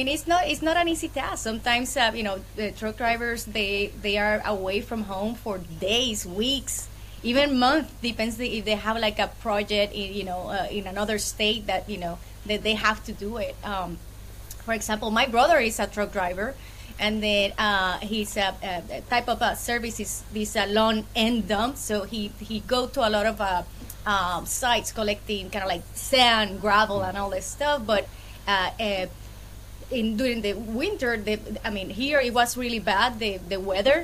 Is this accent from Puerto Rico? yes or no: yes; Puerto Rico; accent: Puerto Rican; moved away as an adult; now in Dallas, United States; this awesome accent is a Puerto Rican accent. So I was born and raised in Puerto Rico, and I've been in Texas for almost 10 years now